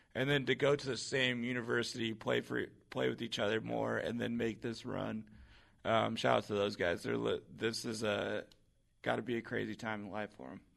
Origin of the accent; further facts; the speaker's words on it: Seattle, Washington, United States; growing up in Seattle